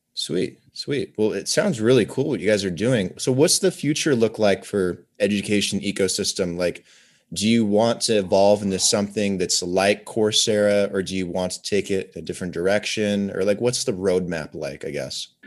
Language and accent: English; Oregon, United States; moved away as an adult; also born or lived in Medellin, Colombia; now in Las Vegas, United States; I grew up in Oregon